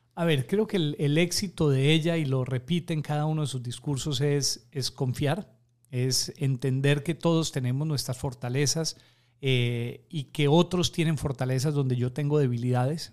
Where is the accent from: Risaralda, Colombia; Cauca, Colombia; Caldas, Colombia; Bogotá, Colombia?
Risaralda, Colombia; Pereira; moved away as an adult; also born or lived in Atlanta, United States; now in Guayaquil, Ecuador; la ciudad de donde yo soy, eh, que se llama Pereira en Colombia